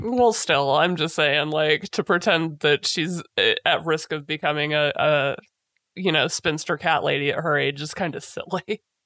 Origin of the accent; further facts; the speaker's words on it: United States; as an American